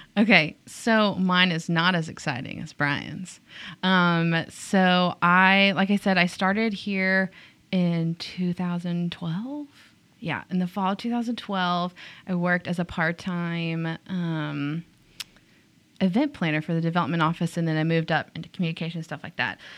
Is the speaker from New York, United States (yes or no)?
no; Tyler, Texas, United States; also born or lived in Whitehouse, Texas; I grew up in Tyler